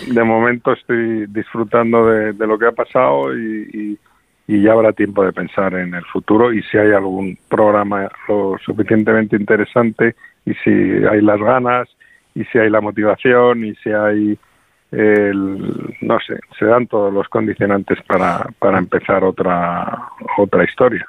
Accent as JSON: {"language": "Spanish", "town": "Madrid", "region": "Community of Madrid", "country": "Spain", "said": "como madrileño"}